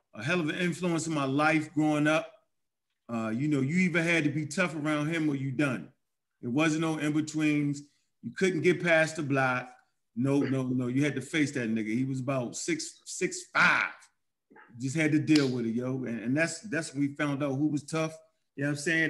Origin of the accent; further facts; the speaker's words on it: Baltimore, Maryland, United States; I grew up in Baltimore, Maryland